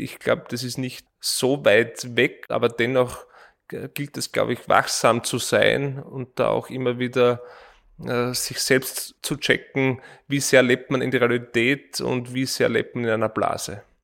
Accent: East Styria, Austria; now in Vienna, Austria; Ich komme ursprünglich aus der Steiermark, in der Oststeiermark

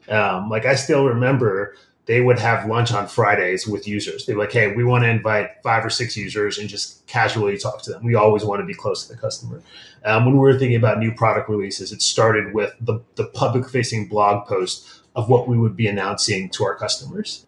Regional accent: Midwest, United States; moved away; I grew up in the Midwest, um, child of Nigerian immigrants

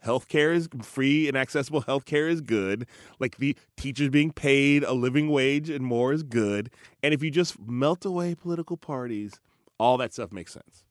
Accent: Chicago, Illinois, United States; I'm from Chicago, went to high school in Chicago

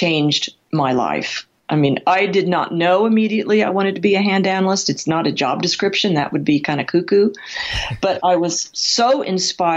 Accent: Midwest, United States; also born or lived in California; now in Colorado, United States; I was raised in the Midwest, not with horses

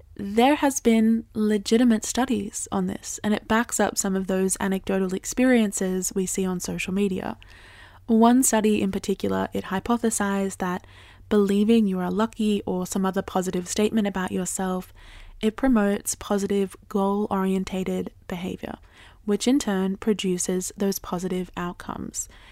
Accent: Australia; I grew up in Australia

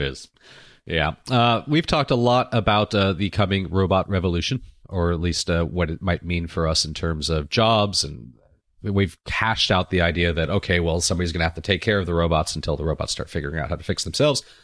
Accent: Santa Monica, California, United States; my hometown

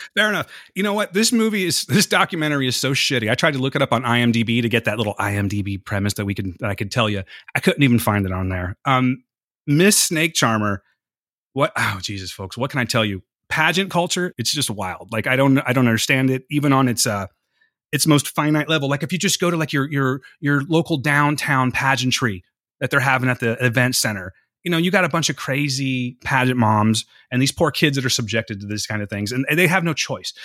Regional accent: California, United States; I'm from California.

